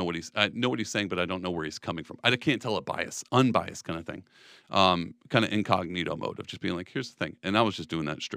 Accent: Texas, United States; But I come from Texas. My family is conservative, like, through and through.

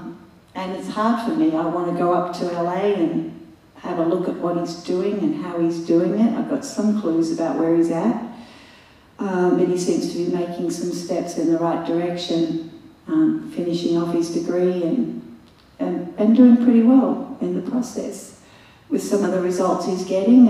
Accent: Australia; I'm Aussie

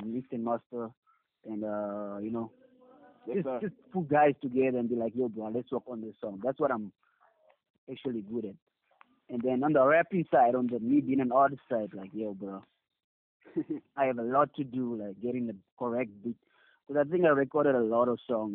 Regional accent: Kimberley, Northern Cape, South Africa; also born or lived in Zimbabwe; I'm not originally from Kimberley, but yeah, I was raised here.

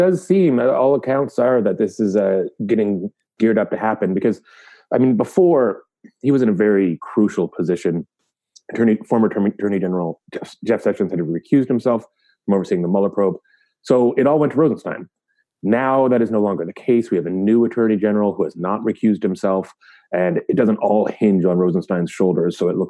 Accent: Canada; I don't recognize President's Day as a Canadian

